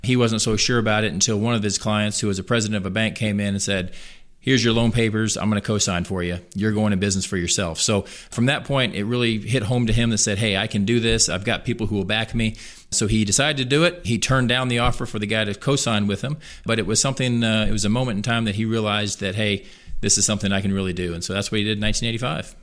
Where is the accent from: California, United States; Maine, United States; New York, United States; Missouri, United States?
Missouri, United States; Columbia; I was born and raised in Columbia. Lived here my entire life, all forty-three years